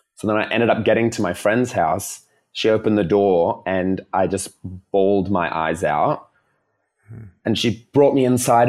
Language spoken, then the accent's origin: English; Melbourne, Victoria, Australia; coming back to Melbourne 'cause I'm from Melbourne